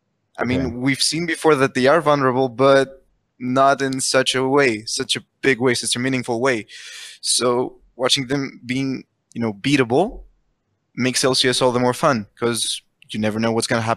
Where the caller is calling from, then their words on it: Greece; I'm calling from Greece.